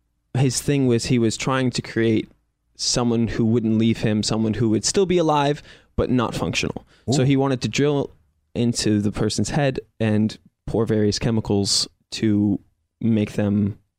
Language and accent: English; Littleton, Colorado, United States; moved away as an adult; now in Los Angeles, United States; I'm from Colorado.